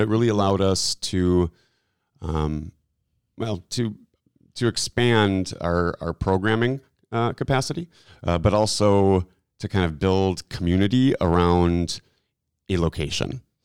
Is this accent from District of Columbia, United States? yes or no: no; Milwaukee, Wisconsin, United States; moved away as an adult; I'm from Milwaukee, and so it was kind of a landing ground for me